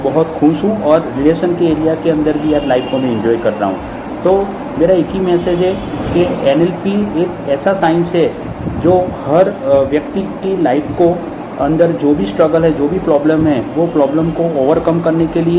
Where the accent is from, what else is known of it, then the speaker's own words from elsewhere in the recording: Ahmedabad, Gujarat, India; और मैं बेसिकली अहमदाबाद से हूँ